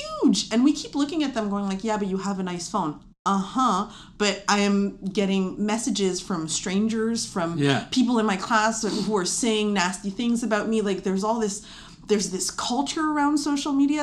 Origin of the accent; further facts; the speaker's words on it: Montreal, Quebec, Canada; My here is NDG.